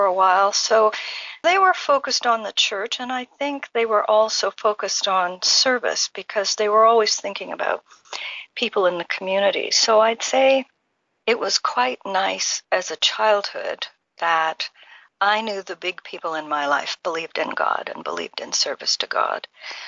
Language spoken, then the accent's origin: English; Ottawa Valley, Ontario, Canada; also born or lived in Haifa, Israel; I grew up in Canada in a village near our capital, Ottawa. It was referred to as the Ottawa Valley